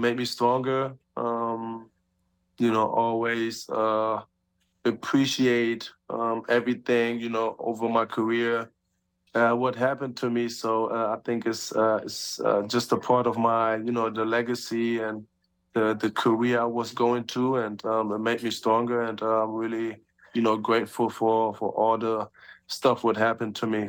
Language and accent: English; Germany; moved away as an adult; me and my two little siblings, you know, we born and raised in Germany